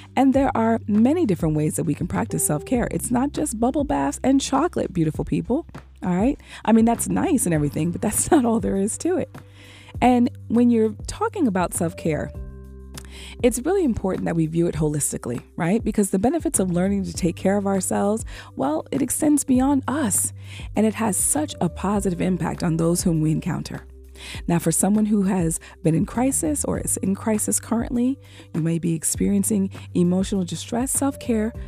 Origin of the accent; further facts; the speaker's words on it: United States; as an African American woman